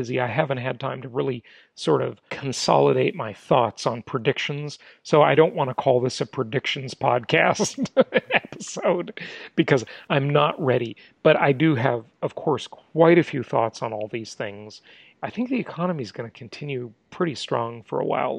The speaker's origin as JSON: {"language": "English", "region": "California", "country": "United States", "moved": "yes", "said": "my home state of California"}